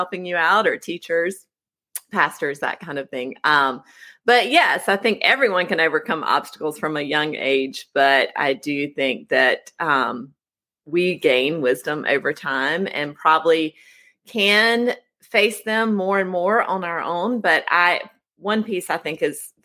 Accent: Oconee County, South Carolina, United States; I grew up in Oconee County, which is in the western corner of South Carolina, nestled in the foothills of the Appalachian Mountains

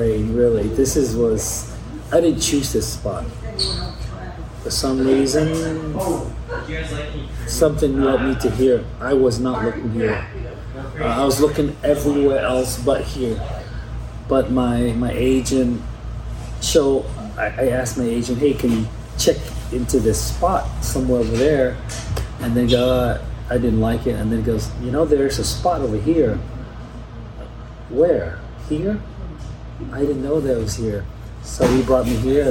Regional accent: California, United States; now in Arizona, United States; growing up in California, pretty much close to the beach

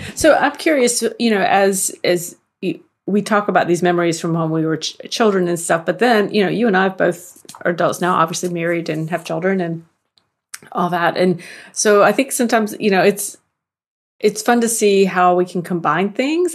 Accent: the South, United States; I'm from the South

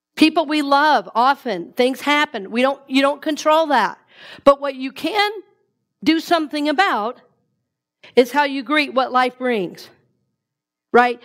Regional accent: the South, United States; the way we grew up eating in the South

